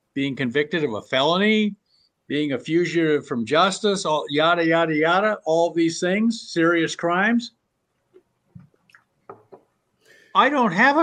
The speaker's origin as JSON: {"language": "English", "region": "Southern Oregon", "country": "United States", "tie": "born or raised there", "said": "I grew up in Southern Oregon"}